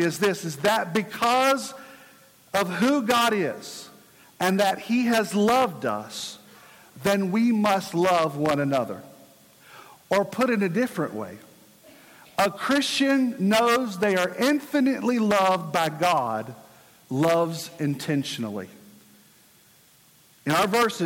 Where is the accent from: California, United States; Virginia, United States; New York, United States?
Virginia, United States; my home state, Virginia